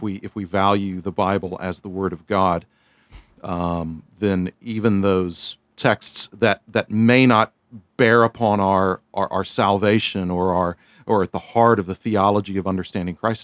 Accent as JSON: {"language": "English", "town": "Houston", "region": "Texas", "country": "United States", "tie": "born or raised there", "said": "the Southern Baptist Church that I was a member of in Houston"}